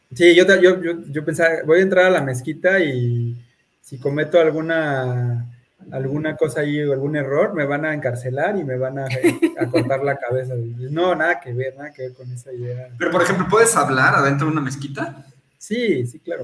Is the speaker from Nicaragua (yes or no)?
no; Mexico; como mexicanos